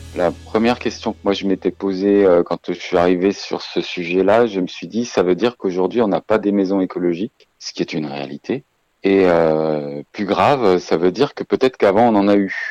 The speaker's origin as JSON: {"language": "French", "area": "Savoie", "region": "Auvergne-Rhône-Alpes", "country": "France", "said": "chez nous en Savoie"}